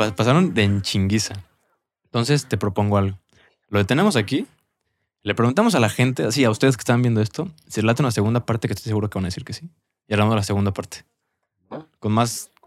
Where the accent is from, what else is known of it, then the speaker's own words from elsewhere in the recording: Mexico; como mexicanos